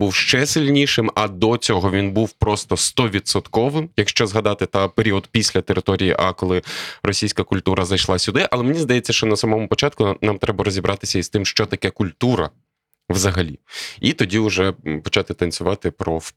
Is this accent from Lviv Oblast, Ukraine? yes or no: yes; Lviv, Lviv Oblast, Ukraine; Я народився у Львові, прожив тут перших 36 років свого життя.